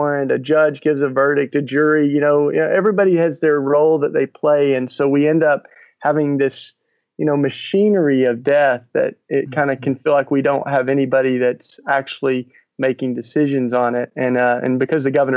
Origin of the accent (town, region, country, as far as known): Tennessee, United States